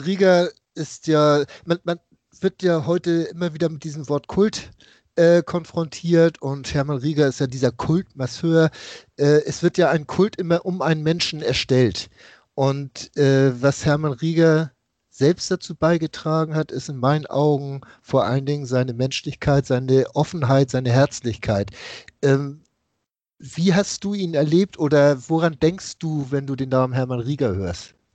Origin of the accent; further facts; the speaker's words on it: Hamburg, Germany; Ich komme aus dem Norden Hamburgs